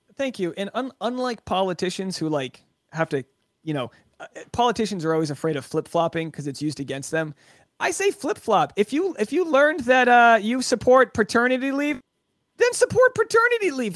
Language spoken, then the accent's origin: English; Newport, Rhode Island, United States; I'm from Newport, Rhode Island. My town was founded in the sixteen hundreds